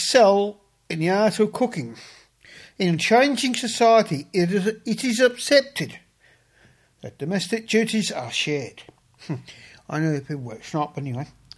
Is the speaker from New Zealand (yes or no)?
no; Australia; also born or lived in England; I'm an Australian. I was born in England, but I am an Australian